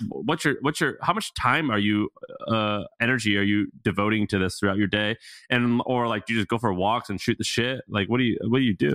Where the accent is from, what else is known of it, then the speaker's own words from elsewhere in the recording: Missouri, United States; moved away; I'm from Missouri, okay? My family lives in Missouri.